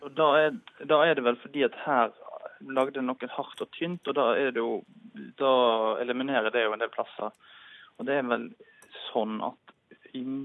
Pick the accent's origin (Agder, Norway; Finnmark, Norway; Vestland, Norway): Vestland, Norway; Radøy, Nordhordland; now in Oslo, Norway; Jeg er fra Rade i Nordhordland